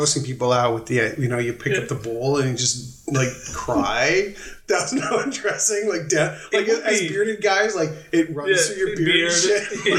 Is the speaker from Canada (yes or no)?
yes; Canada; we're Canadian